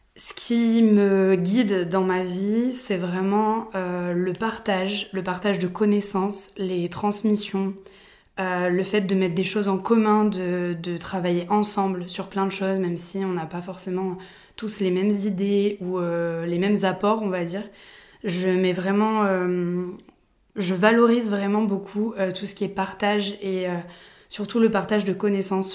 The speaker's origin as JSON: {"language": "French", "town": "Aix-en-Provence", "region": "Provence-Alpes-Côte d'Azur", "country": "France", "tie": "born or raised there", "said": "je suis née à Aix-en-Provence"}